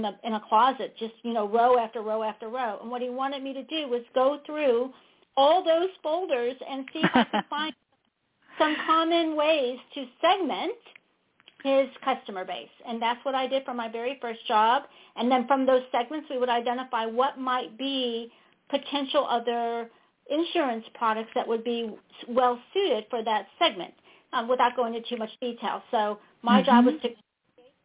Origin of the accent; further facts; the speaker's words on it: St. Louis, Missouri, United States; moved away as an adult; now in Austin, United States; I hail from St. Louis, so I'm a Midwesterner.